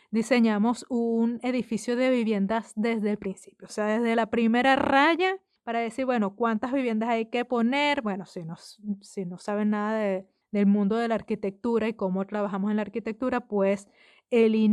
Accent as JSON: {"language": "Spanish", "country": "Venezuela", "moved": "yes", "said": "yo me fui de Venezuela antes de que terminara de construirse ese edificio"}